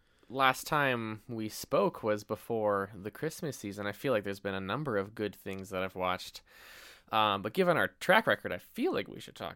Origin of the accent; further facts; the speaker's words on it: Canada; We're Canadian.